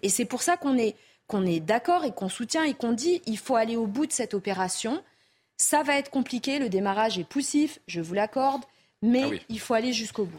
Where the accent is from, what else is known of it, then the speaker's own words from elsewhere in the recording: Mayotte, France; Nous, on est français depuis 1841, on a choisi de le rester, on s'est battu pour le rester. Les autres ont souhaité être indépendant. Mais très bien, Vraiment, pour nous, Mahoraises et Mahorais